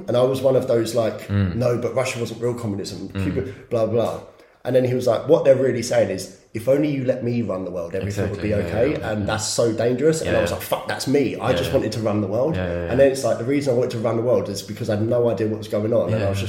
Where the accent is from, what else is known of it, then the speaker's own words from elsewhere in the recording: England, United Kingdom; I'm English, and this, I'm that, and it's all just waves.